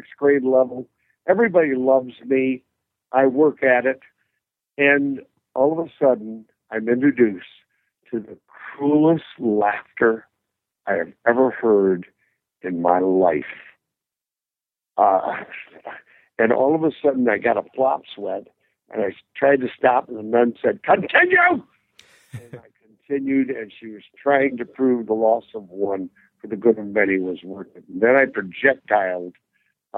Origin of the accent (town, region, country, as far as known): Red Granite, Wisconsin, United States; born or raised there